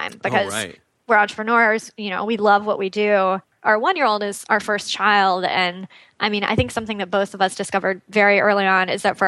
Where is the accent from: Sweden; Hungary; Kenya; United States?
United States; Austin, Texas; moved away as an adult; also born or lived in California; We actually just moved back to my hometown of Austin a few months ago